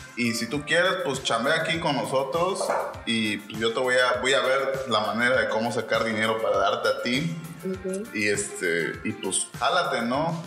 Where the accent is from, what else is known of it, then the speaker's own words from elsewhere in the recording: Mexico; soy originario de Kirchhoff, nací en la cuarta sección